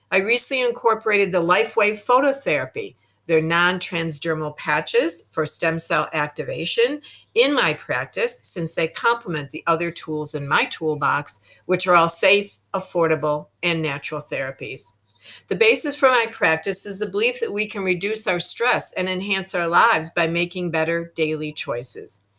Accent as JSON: {"language": "English", "country": "Canada", "also_born_or_lived": "United States", "lives_now": "Tauranga, New Zealand", "said": "I am a Canadian American New Zealander Kiwi living presently in Tauranga, New Zealand."}